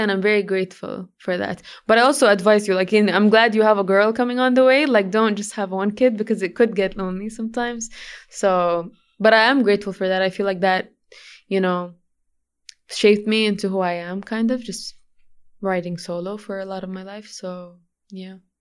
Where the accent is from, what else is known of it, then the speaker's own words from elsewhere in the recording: Jeddah, Makkah Province, Saudi Arabia; first language English; also born or lived in Sweden; Jeddah, uh, the Prep and Grammar School, international. Um, yeah, my Arabic was broken when I was a kid. It was very, very broken. So I would consider English to be my first language